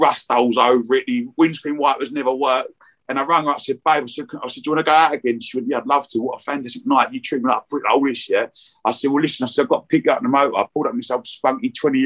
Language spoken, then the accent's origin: English; Romford, London, United Kingdom; moved away as an adult; now in Brentwood, United Kingdom; we're from Romford, we've moved a little bit.